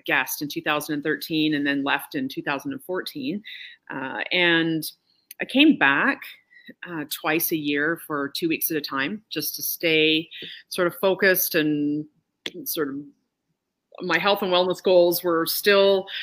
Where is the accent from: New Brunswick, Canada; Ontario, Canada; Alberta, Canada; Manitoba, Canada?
Alberta, Canada; Calgary; moved away as an adult; I'm also Canadian and from Calgary, and so it was a big move to come here.